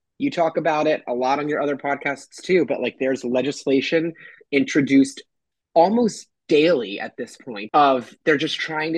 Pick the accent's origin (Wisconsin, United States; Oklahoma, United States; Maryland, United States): Maryland, United States; Baltimore; moved away as an adult; also born or lived in Florida; now in New York, United States; I was raised in Baltimore